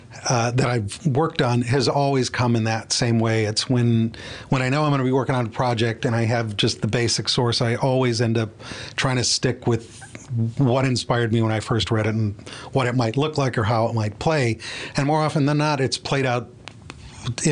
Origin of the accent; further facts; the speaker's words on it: Cleveland, Ohio, United States; growing up in Cleveland, it's a condensed version of New York City